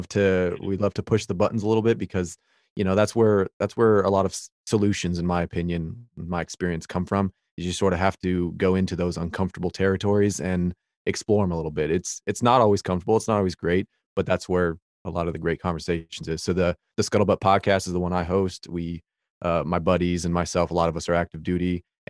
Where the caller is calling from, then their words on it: Virginia, United States; I'm Virginia, East Coast.